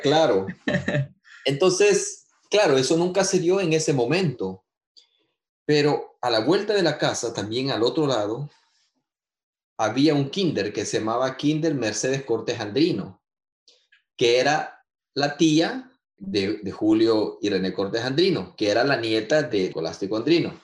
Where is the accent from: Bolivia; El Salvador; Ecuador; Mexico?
El Salvador; San Salvador; also born or lived in Usulután; now in Gatineau, Canada; soy salvadoreño, nací en San Salvador y viví en muchas partes de, de, de, nuestro querido Pulgarcito, incluyendo a, a Usulután